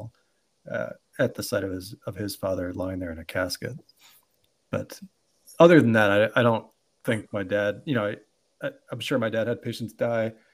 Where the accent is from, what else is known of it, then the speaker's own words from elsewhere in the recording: Baltimore, Maryland, United States; moved away as an adult; now in San Francisco, United States; I grew up in Baltimore